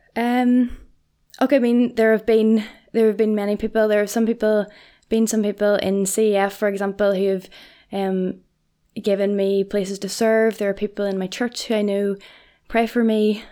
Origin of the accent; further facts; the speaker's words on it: Portadown, Northern Ireland, United Kingdom; I am from Portadown